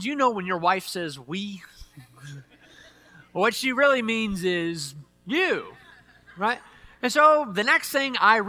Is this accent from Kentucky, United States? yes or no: yes; Louisville, Kentucky, United States; moved away; back in the town that I grew up in over in Louisville, Kentucky